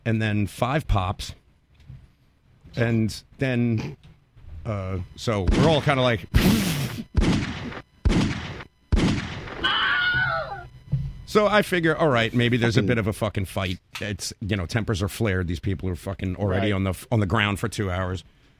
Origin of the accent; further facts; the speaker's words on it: New York, United States; I'm from New York.